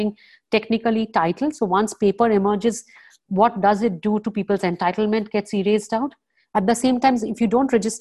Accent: Kolkata, West Bengal, India; the place where I grew up in Calcutta

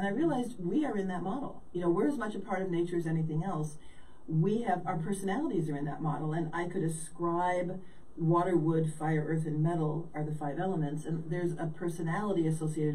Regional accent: California, United States; moved away as an adult; also born or lived in Chicago / Midwest; I grew up in California. I'm basically a California girl

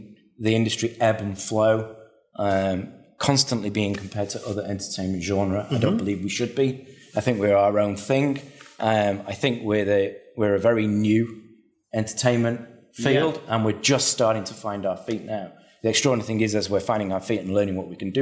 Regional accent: Manchester, North West England, United Kingdom; moved away as an adult; also born or lived in Sheffield; now in Australia; I'm originally from Manchester in England.

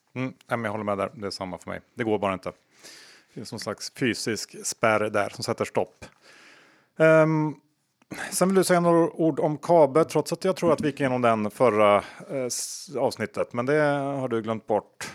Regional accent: Sweden; som svensk

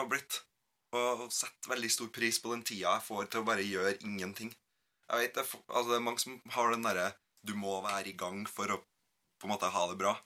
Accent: Gauldal, Trøndelag, Norway; moved away; Gølfossen er et stryk i elva Gaula som renner forbi det tettstedet der jeg kommer fra.

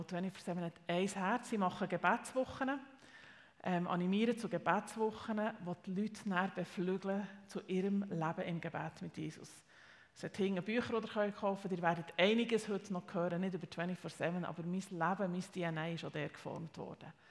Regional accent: Steffisburg, Bern, Switzerland; accent: Bernese German; Ich bin eben aus Steffisburg. Sorry, wenn ich als Berner da so. Nein, ich weiß natürlich, dass das einfach Berndeutsch ist.

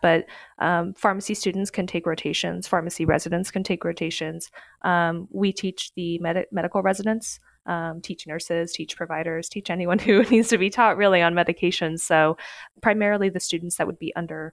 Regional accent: Kansas, United States; also born or lived in North Carolina; So originally I am from Kansas. I'm from a small town outside of Wichita

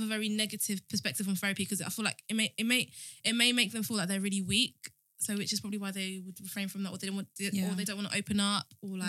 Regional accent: Kent, South East England, United Kingdom; When I first moved to Kent, I was like 8.

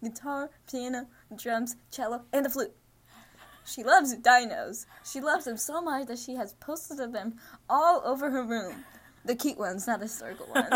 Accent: Pakistan; I'm Pakistani

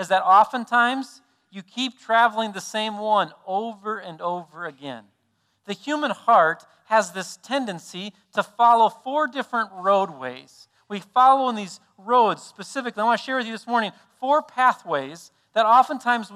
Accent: South Dakota, United States; we're from South Dakota

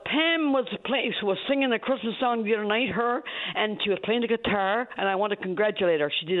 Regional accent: Stephenville, Newfoundland and Labrador, Canada; also born or lived in St. George's; I'm from the West Coast. I'm from Stephenville.

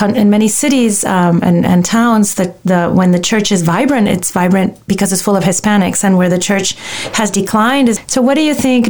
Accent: Miami, Florida, United States; we're from Miami.

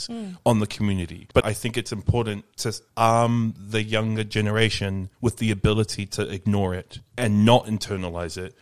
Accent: Auckland, New Zealand; Where is that in reference to Greyland? Because that's where I grew up

